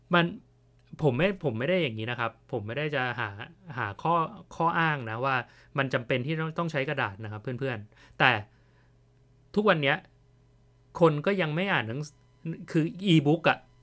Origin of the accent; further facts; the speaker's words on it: Thailand; ผมเป็นคนไทย